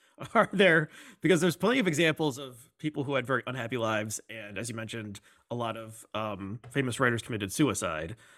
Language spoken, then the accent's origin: English; United States; I'm, I'm American